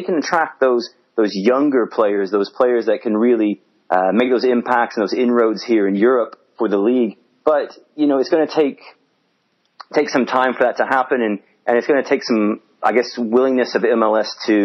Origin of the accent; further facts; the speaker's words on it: Missouri, United States; now in England, United Kingdom; I'm from Missouri